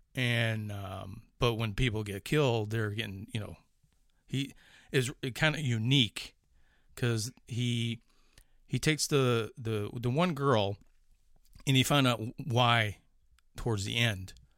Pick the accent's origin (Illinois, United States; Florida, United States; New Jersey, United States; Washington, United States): Illinois, United States; Chicago; accent: Chicago; moved away; It's like that fucking Chicago accent still coming out